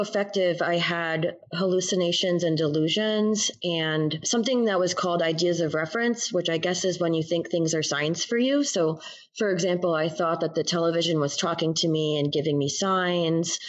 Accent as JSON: {"language": "English", "region": "New Jersey", "country": "United States", "moved": "as an adult", "lives_now": "Tulsa, United States", "said": "I'm originally from New Jersey, moved here in 2009"}